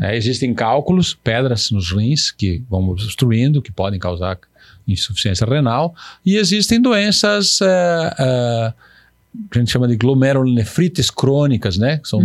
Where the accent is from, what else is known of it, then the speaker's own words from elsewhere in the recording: São Lourenço do Oeste, Santa Catarina, Brazil; now in Pato Branco, Brazil; eu nasci em São Lourenço, é próximo